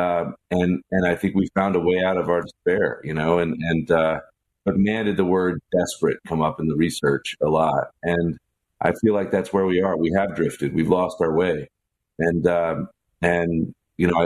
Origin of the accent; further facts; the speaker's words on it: the South, United States; I'm from the South